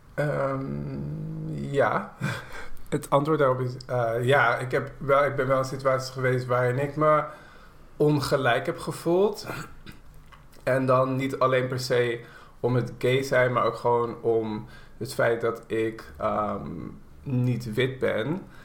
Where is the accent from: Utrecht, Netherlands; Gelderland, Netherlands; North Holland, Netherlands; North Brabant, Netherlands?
North Holland, Netherlands; Haarlem; Haarlem waar ik opgroeide